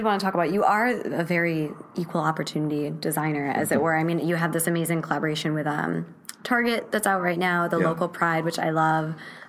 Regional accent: Wisconsin, United States; I'm from Wisconsin. Like, my favorite thing in the world is fried cheese curds.

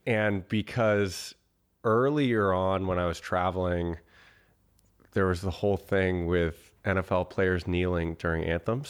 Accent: Boston, Massachusetts, United States; moved away; also born or lived in Austin / Bali; I grew up in Boston

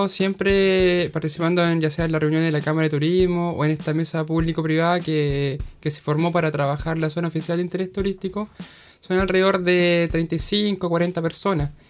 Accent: San Fabián, Ñuble, Chile; soy de San Fayán, entonces también allá trabajaba desde antes en turismo, entonces conocí la realidad desde antes

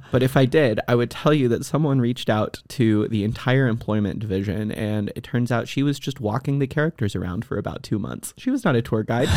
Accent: Texas, United States; I grew up in Texas

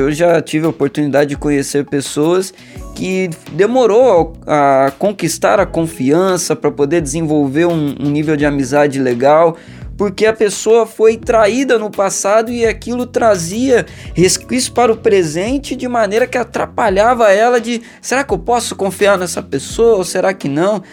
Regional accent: Valença, Brazil; Na minha adolescência, eu cresci na igreja metodista em Valença

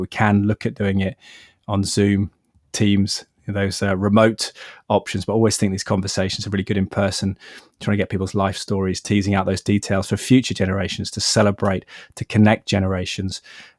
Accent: England, United Kingdom; also born or lived in Ohio, United States; studying in the United States, growing up in England, going to do my master's in journalism in Ohio

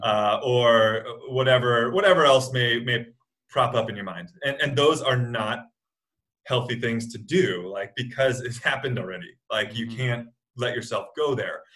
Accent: United States; an American athlete

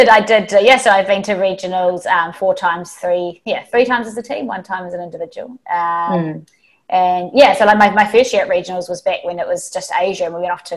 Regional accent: New Zealand; moved away as an adult; now in Hong Kong; I'm a New Zealander, but I've been living out in Hong Kong for 5 years

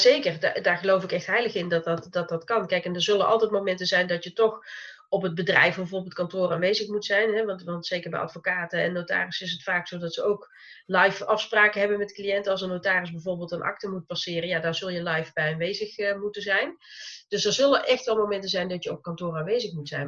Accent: North Brabant, Netherlands; accent: zachte G (soft G); ik woon in Brabant, zoals je misschien ongetwijfeld aan mijn zachte G hoort

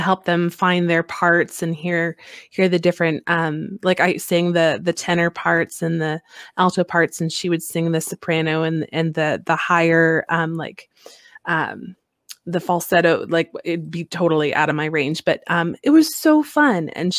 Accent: Colorado, United States; now in Alaska, United States; I'm from Colorado before Alaska, where the sun shines like 360 days of the year.

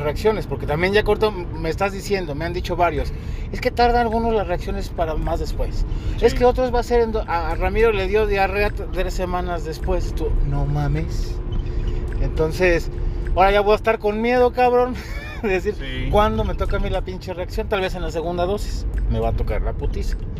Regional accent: Mexico; como buen mexicano, porque somos puntuales los mexicanos

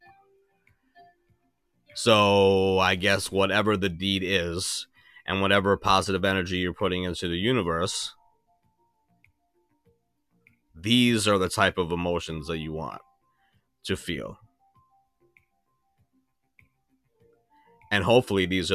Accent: New York, United States; I'm from New York.

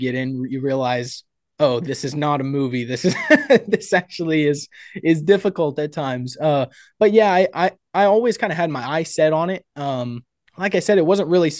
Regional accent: Houston, Texas, United States; So I come from the Houston, Texas area. Come from a big family.

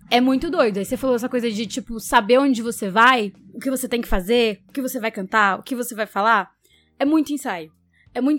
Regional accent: Brazil; a gente é brasileiro, né?

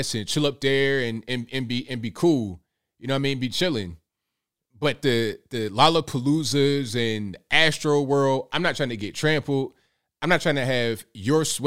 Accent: Virginia, United States; Born in West Virginia, raised in VA

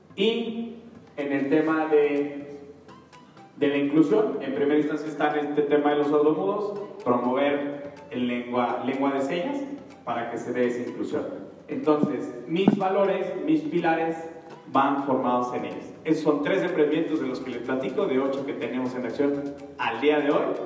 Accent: Atlacomulco, State of Mexico, Mexico; yo soy de Atacomulco. tú estás en una ciudad y yo estoy en un pueblito

